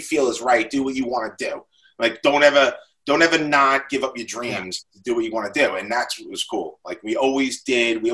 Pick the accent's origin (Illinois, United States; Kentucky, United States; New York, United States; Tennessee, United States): New York, United States; Lindenhurst; I was from Lyndhurst.